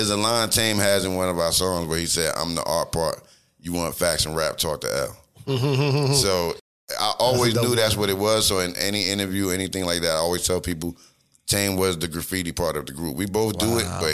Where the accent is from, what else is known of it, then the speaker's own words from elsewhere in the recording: New Jersey, United States; we was from Jersey